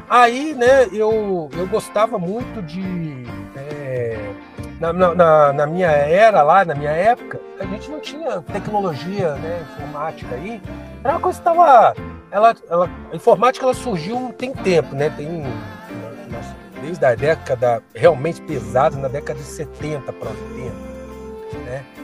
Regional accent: Rio de Janeiro, Brazil; eu sou do Rio, né? Tinha uma escola técnica lá no interior

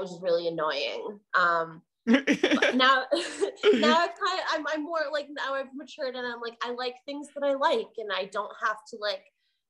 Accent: Canada; well, as a Canadian, I know a lot of them because there's like a Canadian characteristic

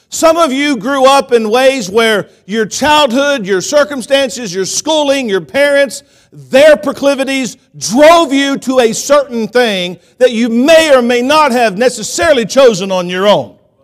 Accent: Columbus, Georgia, United States; also born or lived in Phenix City, Alabama; now in Kansas, United States; growing up in Columbus, Georgia, I lived in Phoenix City. Phoenix City is like thirty minutes from Auburn

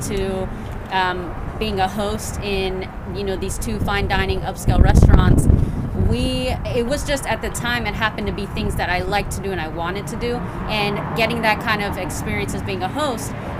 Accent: Whitehall, Ohio, United States; we grew up in Whitehall

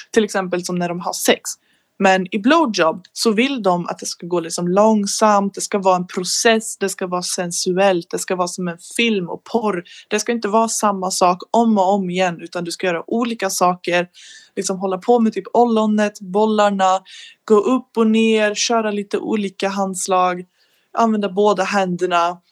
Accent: Sweden; jag är 19, från Sverige

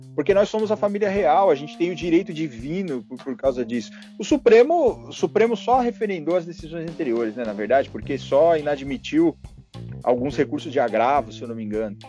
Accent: São Paulo, Brazil; Porque eu sou de São Paulo.

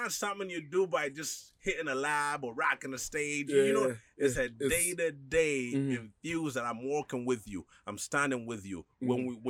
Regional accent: Makindye, Central Region, Uganda; moved away; also born or lived in Canada; growing up in Makindye

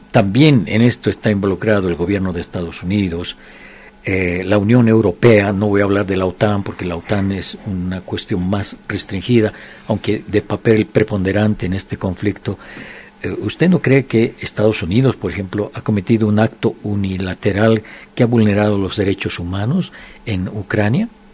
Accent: Bolivia

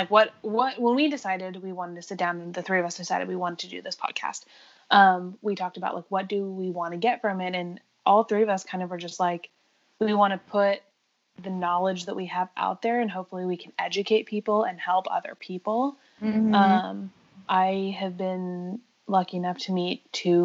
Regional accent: California, United States; now in Dallas, United States; I grew up, like, in the Lake Tahoe area in California

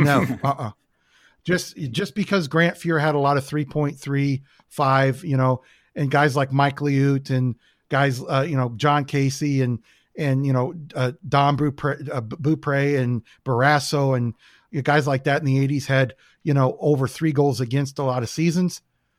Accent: Canada; now in United States; They don't get the lifestyle of growing up in Canada. Start skating when you're 2, 3, 4 years old.

